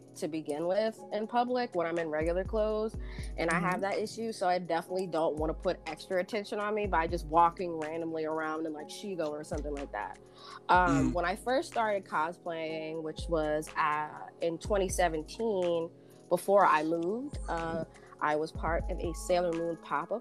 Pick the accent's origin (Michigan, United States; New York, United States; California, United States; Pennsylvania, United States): Pennsylvania, United States; Philadelphia; moved away as an adult; now in Los Angeles, United States; I am from Philadelphia, but I live in Los Angeles. So I'm an East Coast girl living in a West Coast world.